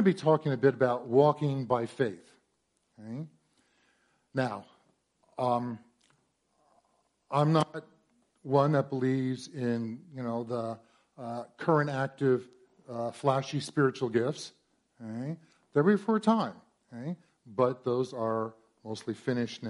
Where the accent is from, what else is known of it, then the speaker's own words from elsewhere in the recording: Warren, New Jersey, United States; moved away as an adult; I'm from here from Central Jersey. Grew up in Warren, back before it had fancy homes